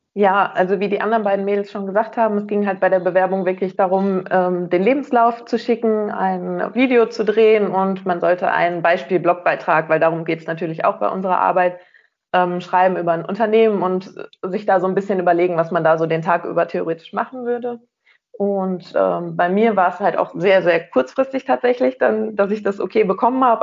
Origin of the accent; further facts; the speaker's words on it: Rheinberg, North Rhine-Westphalia, Germany; weil ich vom Niederrhein komme, aus einem kleinen Dörfchen namens Rheinberg